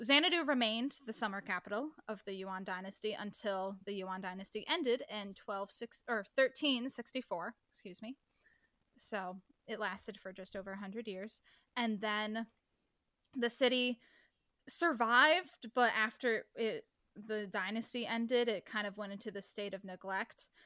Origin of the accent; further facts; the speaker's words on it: Midwest, United States; I'm from the Midwest, so all of our Ts sound like Ds